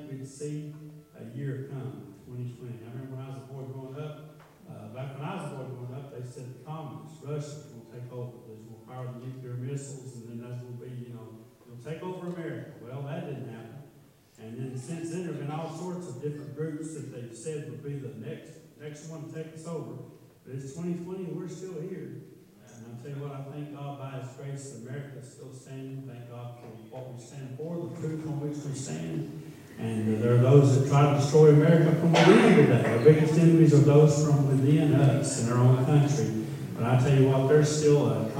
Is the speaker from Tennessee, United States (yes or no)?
yes; Pikeville, Tennessee, United States; We come from Pikeville, Tennessee